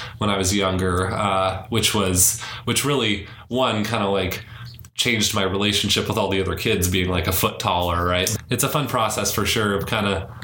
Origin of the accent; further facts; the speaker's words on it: Davis, California, United States; also born or lived in San Francisco, California; I grew up in Davis a couple hours away